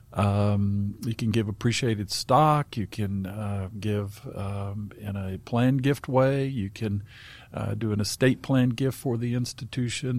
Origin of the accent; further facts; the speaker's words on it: Southern Appalachia, North Carolina, United States; in Southern Appalachian, where I grew up in North Carolina